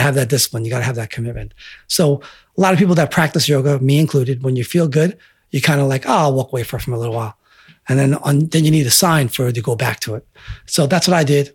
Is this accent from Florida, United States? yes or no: no; Selden, New York, United States; growing up in Selden